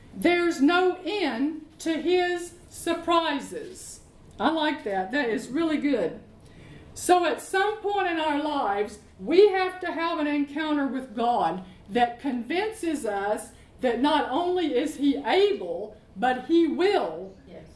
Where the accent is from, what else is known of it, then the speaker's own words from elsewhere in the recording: Arkansas, United States; moved away as an adult; now in London, United Kingdom; I'm from Arkansas